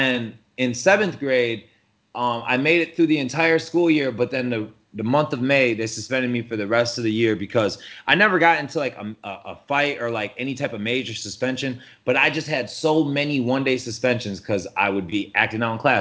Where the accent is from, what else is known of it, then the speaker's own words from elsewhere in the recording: Port Huron, Michigan, United States; moved away as an adult; also born or lived in Flint, Michigan; now in Tampa Bay, United States; growing up in Port Huron